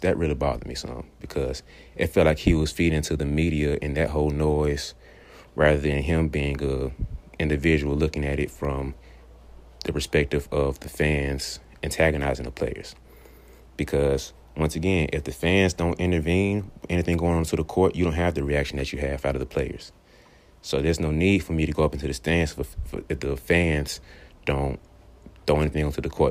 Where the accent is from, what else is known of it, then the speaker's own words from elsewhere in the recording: Birmingham, Alabama, United States; I'm from Birmingham, Alabama